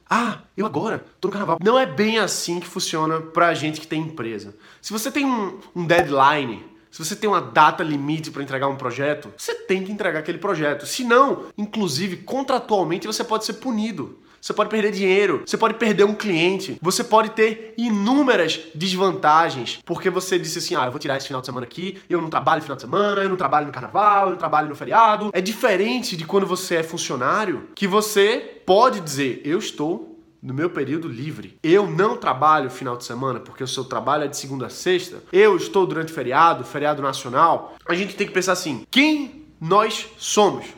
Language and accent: Portuguese; Recife, Pernambuco, Brazil; eu sou de Recife, Olinda